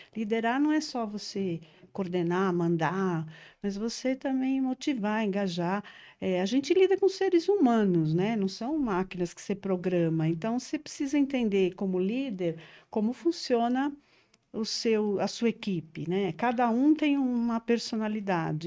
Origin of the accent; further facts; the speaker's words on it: São Paulo, Brazil; Eu sou paulistana da gema mesmo, da moca